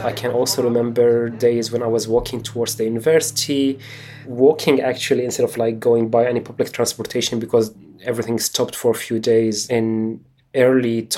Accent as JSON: {"language": "English", "town": "Homs", "region": "Homs Governorate", "country": "Syria", "tie": "born or raised there", "moved": "as an adult", "said": "I lived in Homs for 23 years and absolutely loved my life there."}